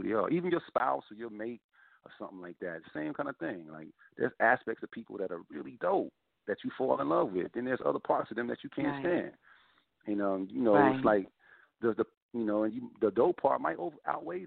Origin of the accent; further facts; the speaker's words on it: Brockton, Massachusetts, United States; moved away as an adult; also born or lived in Washington, D.C.; I grew up in Brockton, Massachusetts, my teenage years.